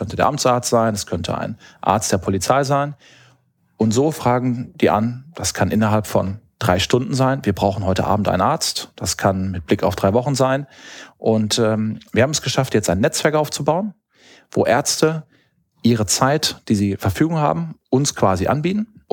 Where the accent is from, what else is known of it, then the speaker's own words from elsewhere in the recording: Hamm, North Rhine-Westphalia, Germany; now in Düsseldorf, Germany; Also ich bin ursprünglich Westfale, äh, komme aus Hamm in Westfalen, habe in Münster studiert und dann hat es mich über Düsseldorf äh, Richtung Asien verschlagen